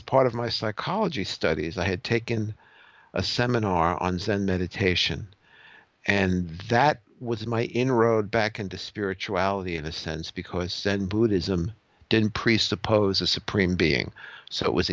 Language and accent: English; New York City, New York, United States; I grew up in Brooklyn, New York, as an Irish Catholic